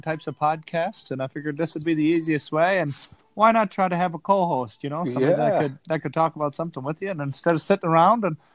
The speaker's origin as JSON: {"language": "English", "town": "Dublin", "region": "Leinster", "country": "Ireland", "tie": "born or raised there", "moved": "yes", "lives_now": "United States", "said": "Oh, I'm from Ireland, Dublin originally."}